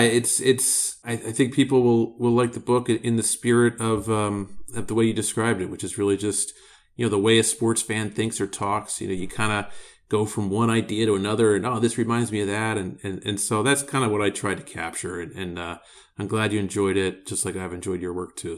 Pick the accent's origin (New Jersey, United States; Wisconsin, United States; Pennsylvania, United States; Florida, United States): Pennsylvania, United States; Philadelphia; Philadelphia, I'm biased 'cause it's my hometown